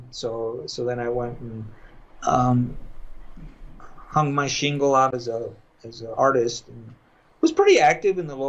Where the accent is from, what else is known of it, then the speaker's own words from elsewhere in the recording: Las Cruces, New Mexico, United States; moved away as an adult; also born or lived in El Paso, Texas / Rapid City, South Dakota; And then we moved to Las Cruces, New Mexico. And I grew up in Las Cruces.